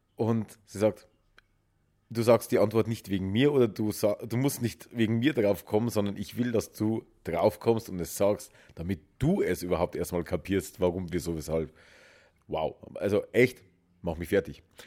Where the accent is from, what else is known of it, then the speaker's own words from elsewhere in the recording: Germany; Bei uns in Deutschland